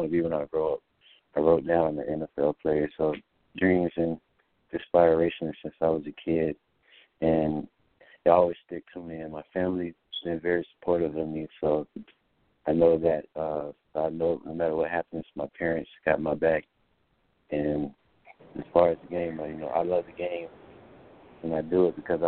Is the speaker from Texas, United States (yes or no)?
no; Fort Lauderdale, Florida, United States; also born or lived in Deerfield Beach, Florida / Coral Springs, Florida; I was born and raised in Fort Lauderdale